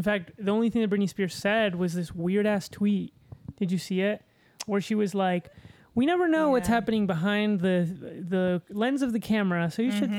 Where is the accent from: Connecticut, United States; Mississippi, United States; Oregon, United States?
Connecticut, United States; I'm from Connecticut.